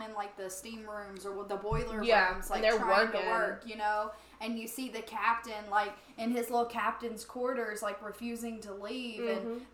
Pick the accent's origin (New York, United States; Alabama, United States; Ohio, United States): Alabama, United States; I'm from Alabama